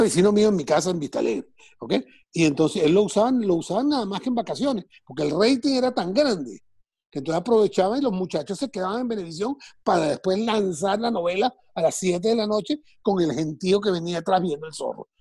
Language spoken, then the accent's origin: Spanish; Caracas, Capital District, Venezuela; now in United States